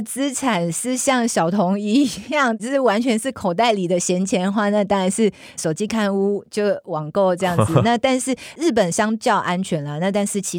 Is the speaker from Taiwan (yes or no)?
yes; Taiwan; 跟我们台湾人的文化很像。